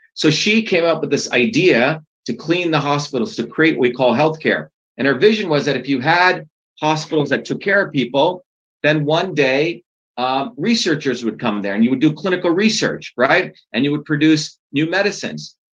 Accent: India; now in United States; I grew up in India. I was born in India.

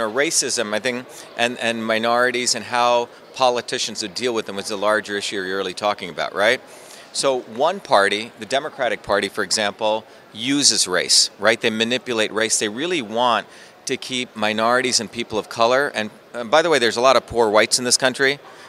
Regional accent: India; now in United States; You know, I came from India with nothing, went through the public school systems where I invented the first email system as a 14-year-old kid

